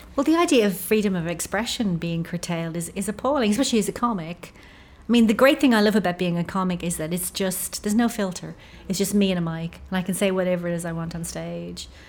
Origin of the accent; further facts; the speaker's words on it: Ireland; I'm Irish